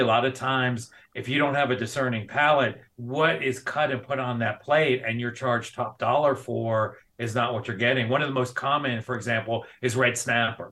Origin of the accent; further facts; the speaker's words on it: New York City, New York, United States; moved away as an adult; also born or lived in Georgia / North Carolina; now in Montana, United States; I am originally from South Bronx, New York. So I'm an original native New Yorker, kind of grew up on the East Coast.